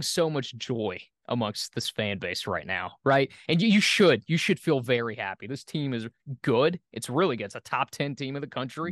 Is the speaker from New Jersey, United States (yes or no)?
no; Oxford, Mississippi, United States; moved away as an adult; now in Atlanta, United States; I grew up in Oxford, my dad worked for the university.